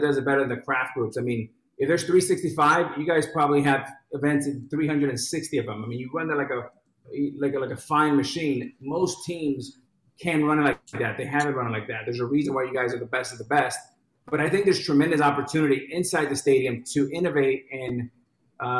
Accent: New York, United States; I'm a New Yorker

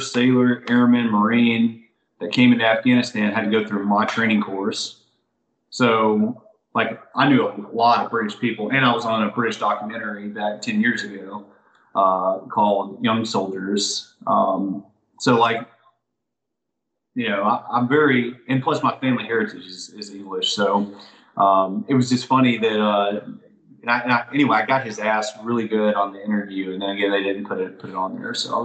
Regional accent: Alabama, United States; I'm still from Alabama

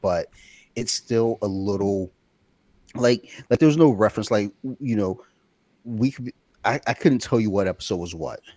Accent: Detroit, Michigan, United States; I was born in Detroit, Michigan in nineteen seventy-eight

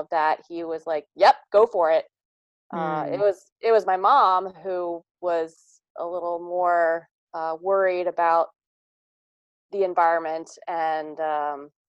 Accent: Kent County, Eastern Shore, Maryland, United States; I am from Kent County, Maryland, on Maryland's Eastern Shore

